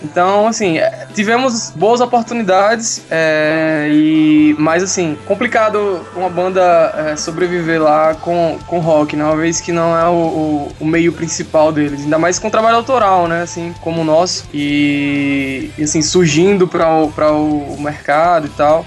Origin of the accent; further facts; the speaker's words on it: Mossoró, Rio Grande do Norte, Brazil; also born or lived in Natal; eu, eu sou de Mossoró, assim, morei a é, minha adolescência toda lá.